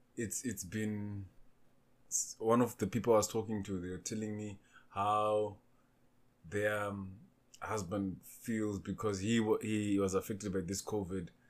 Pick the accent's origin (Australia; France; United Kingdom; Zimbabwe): Zimbabwe; also born or lived in Namibia; now in South Africa; I was born in Zimbabwe. I reside in South Africa. Uh, stayed in Namibia before